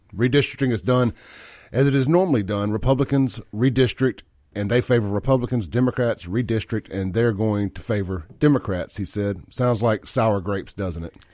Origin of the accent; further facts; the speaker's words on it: Jackson, Mississippi, United States; I grew up out in South Jackson, Byram, that area